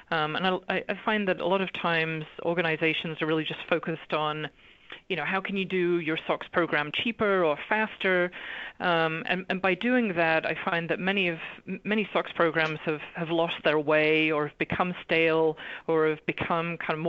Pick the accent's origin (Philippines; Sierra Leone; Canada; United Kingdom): United Kingdom; England; now in Los Angeles, United States; So you might be asking, why is an English girl talking about a US regulation? But the reality is I've been in the US for over 25 years now